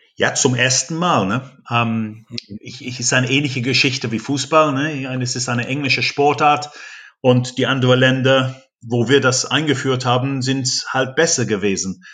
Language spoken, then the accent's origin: German; England, United Kingdom; German is a second language; moved away as an adult; also born or lived in North Rhine-Westphalia; now in Germany; mein Heimatland England